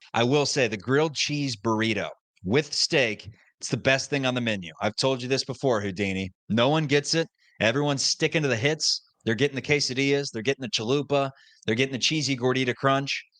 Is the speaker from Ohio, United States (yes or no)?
yes; Cincinnati, Ohio, United States; We're from Cincinnati